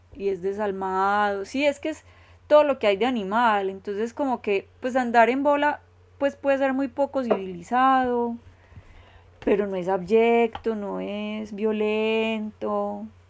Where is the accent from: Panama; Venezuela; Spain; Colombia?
Colombia; como decimos en Colombia